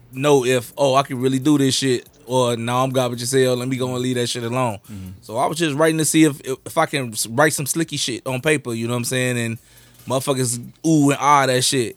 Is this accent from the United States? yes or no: yes; Chicago, Illinois, United States; I was raised in the Garfield area.